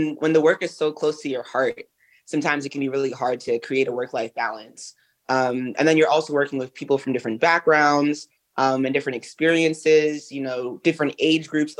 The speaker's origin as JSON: {"language": "English", "town": "New York City", "region": "New York", "country": "United States", "said": "urban kids like myself, like I'm from Brooklyn."}